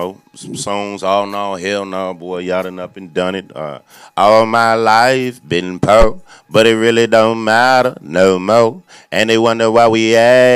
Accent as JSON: {"language": "English", "region": "Kentucky", "country": "United States", "tie": "born or raised there", "also_born_or_lived": "Oakland, California", "said": "I was raised in Kentucky."}